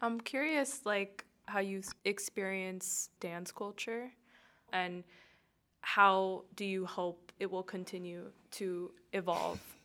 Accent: Miami, Florida, United States; I grew up in Miami, too

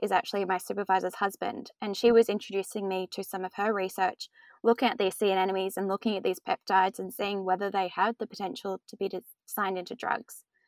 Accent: Australia; Growing up in Australia

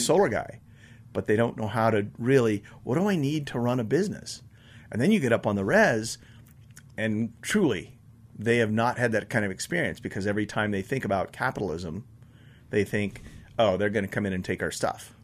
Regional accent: Buena Vista, Colorado, United States; I grew up in Buena Vista, and if you're from there, it's Buena Vista, I know. Um, but my mom moved up there with one of my stepdads back in sixty-eight, I guess. I was just in fifth grade.

